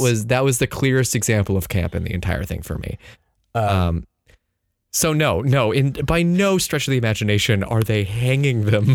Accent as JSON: {"language": "English", "town": "San Diego", "region": "California", "country": "United States", "tie": "born or raised there", "said": "I grew up in San Diego"}